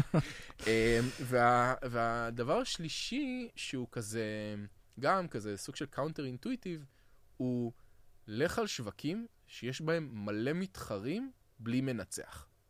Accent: Israel; אנחנו כישראלים

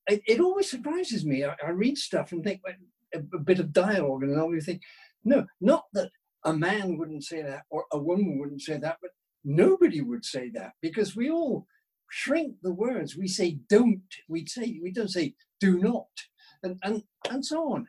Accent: United Kingdom; now in Scotland, United Kingdom; I'm British

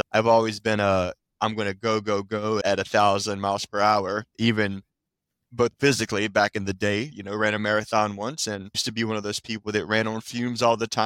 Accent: Virginia, United States; also born or lived in Washington, District of Columbia, United States / Philadelphia; now in DC metro area, United States; I grew up in Virginia originally, lived in DC for a bit, moved to Philadelphia, lived there for about 6 or so years

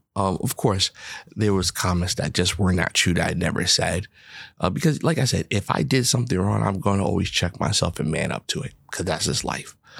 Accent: New York, United States; I'm a New Yorker

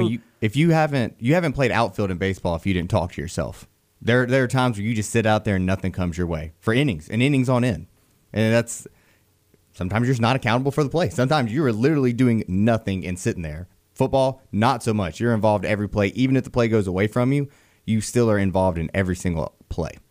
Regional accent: Beulah, Alabama, United States; growing up in Beulah up there close to Valley

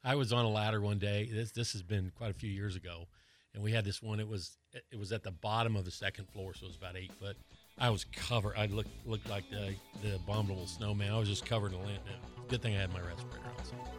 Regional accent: Colorado, United States; now in Florida, United States; I grew up in Colorado where it's really dry

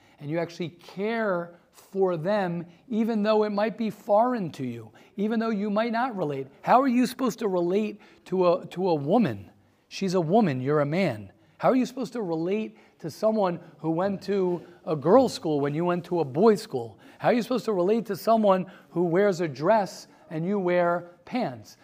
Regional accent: Baltimore, Maryland, United States; I'm from Baltimore

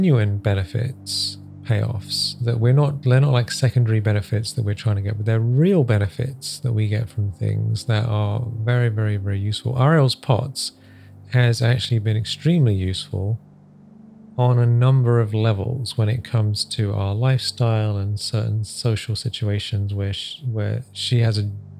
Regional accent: England, United Kingdom; also born or lived in Africa; I moved from Africa to England when I was a young boy

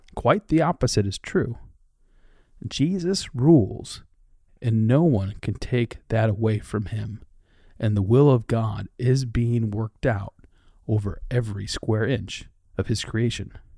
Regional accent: Dubuque, Iowa, United States; moved away; also born or lived in Twin Cities, Minnesota / Raleigh-Durham-Chapel Hill, North Carolina; Since moving from my hometown of Dubuque, Iowa

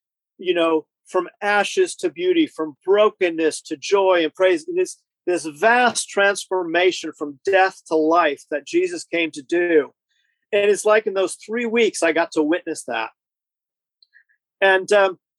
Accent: Southern California, United States; moved away as an adult; also born or lived in Canadian border (US side); now in United Kingdom; I grew up in Southern California

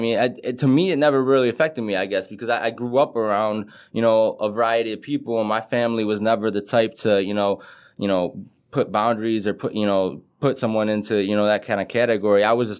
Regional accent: Detroit, Michigan, United States; I grew up on a street called Carlisle. It was right behind 8 Mile.

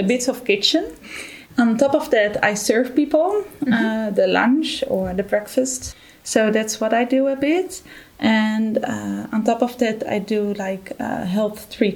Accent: Netherlands; moved away as an adult; now in Germany; I'm originally from the Netherlands, and I'm here since February this year.

